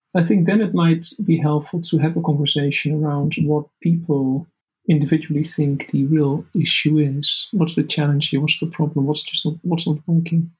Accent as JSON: {"language": "English", "country": "Netherlands", "tie": "born or raised there", "said": "the Netherlands, you know, which is my home country"}